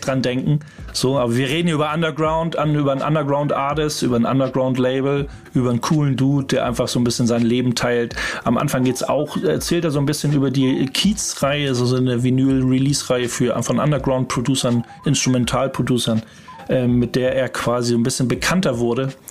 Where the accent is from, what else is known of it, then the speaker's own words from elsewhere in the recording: Hamburg, Germany; wir kommen aus Hamburg